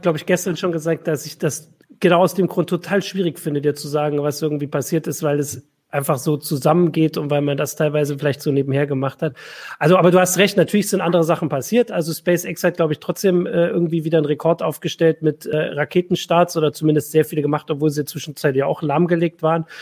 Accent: East Germany, Germany; ich bin ja jetzt äh, aus dem Osten

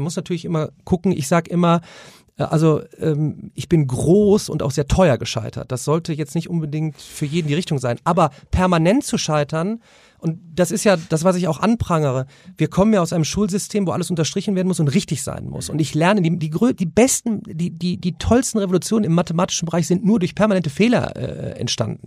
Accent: Remscheid, North Rhine-Westphalia, Germany; ich komme aus Remscheid in der Nähe von Köln

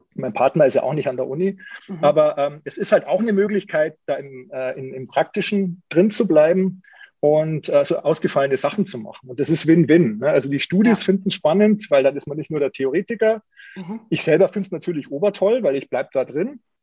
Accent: Munich, Bavaria, Germany; Ich bin ja Münchner

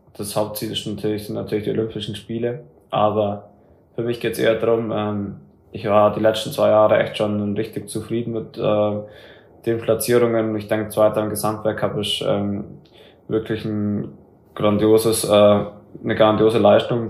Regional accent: Germany; für uns Deutschen

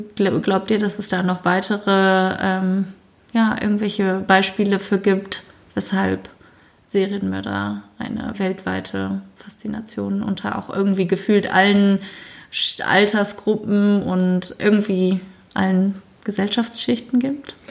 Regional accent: Germany; bei uns in Deutschland

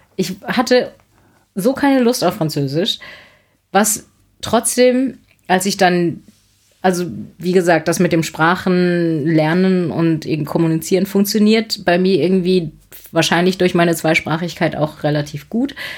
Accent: Heidelberg, Baden-Württemberg, Germany; ich komme aus Heidelberg

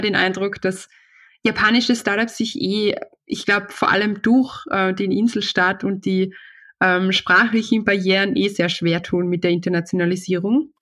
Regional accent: Austria; also born or lived in Vienna; bei uns in Österreich ist es so, es gibt, wir sind ein sehr kleines Land

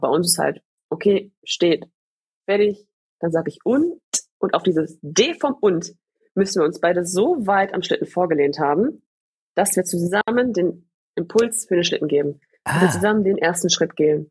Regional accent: Gladbeck, North Rhine-Westphalia, Germany; ich komme ja aus dem Pott, ne? Ich komme ja. ja aus Gladbeck

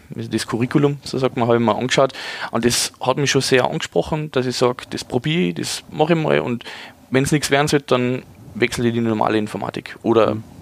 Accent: Pinzgau, Salzburg, Austria; now in Ingolstadt, Germany; meine Heimat ist nicht Bayern, meine Heimat ist das wunderschöne Österreich, in dem Fall mitten aus die Berg. Binskau

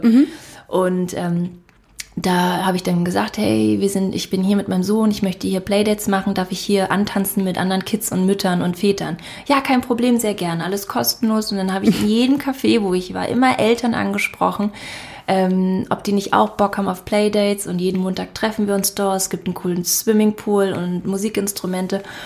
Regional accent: Berlin, Germany; moved away as an adult; also born or lived in Bali; wir sind jetzt wieder in meiner Heimatstadt Berlin angekommen

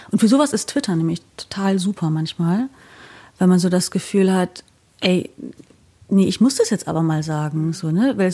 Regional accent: East Germany, Germany; und dann habe ich halt erzählt, ja, ich komme halt quasi aus dem Osten, da war das irgendwie anders geregelt.

